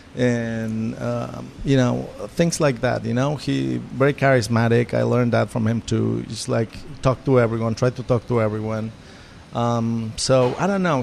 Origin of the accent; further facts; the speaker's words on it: Mexico; moved away as an adult; also born or lived in New York; I'm from Mexico